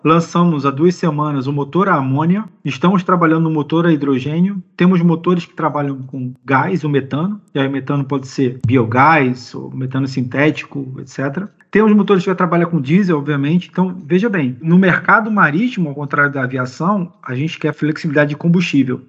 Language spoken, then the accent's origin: Portuguese; Brazil; Como brasileiro